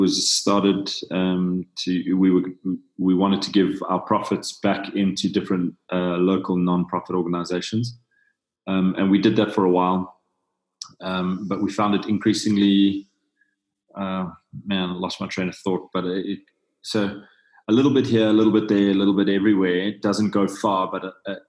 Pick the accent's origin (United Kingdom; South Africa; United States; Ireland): South Africa; I'm from South Africa